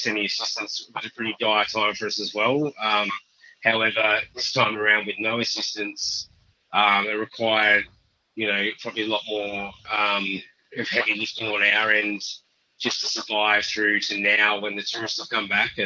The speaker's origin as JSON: {"language": "English", "region": "country Victoria", "country": "Australia", "tie": "born or raised there", "also_born_or_lived": "Margaret River, Western Australia", "moved": "yes", "lives_now": "Alice Springs, Australia", "said": "I grew up in Victoria, in country Victoria for most of my life"}